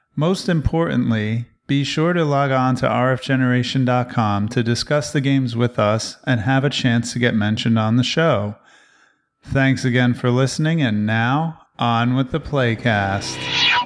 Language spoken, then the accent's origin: English; New Jersey, United States; now in Texas, United States; I'm from the East Coast, so if I still lived in New Jersey, I could actually drive there, but now I live in Texas